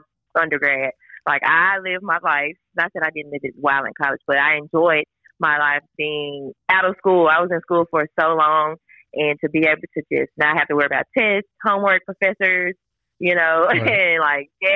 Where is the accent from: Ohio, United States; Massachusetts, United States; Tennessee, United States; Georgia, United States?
Tennessee, United States; Memphis; moved away as an adult; also born or lived in Oxford, Mississippi; now in Tupelo, United States; I'm from Memphis, Tennessee